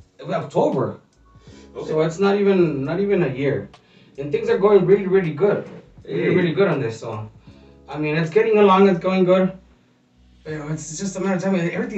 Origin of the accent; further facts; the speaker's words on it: Caborca, Sonora, Mexico; I am from Caborca, Sonora, in Mexico.